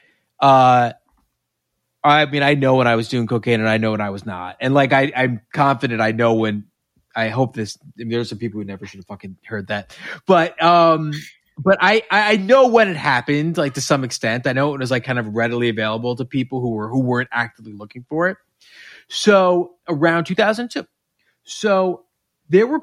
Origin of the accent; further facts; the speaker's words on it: New York, United States; I'm from New York. I went to camp